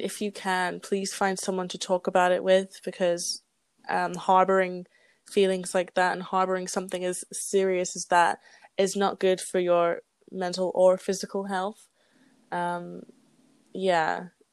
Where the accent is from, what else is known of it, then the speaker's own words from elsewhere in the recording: England, United Kingdom; moved away as an adult; I'm an immigrant from a quote unquote good country like England, like a Western not, country, like I'm from a Western country